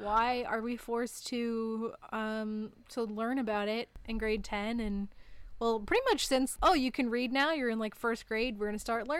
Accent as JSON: {"language": "English", "country": "Canada"}